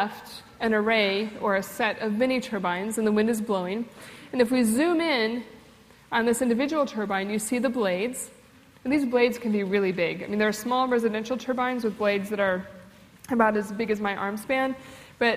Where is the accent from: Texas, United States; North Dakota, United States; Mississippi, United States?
North Dakota, United States; moved away; I was born in North Dakota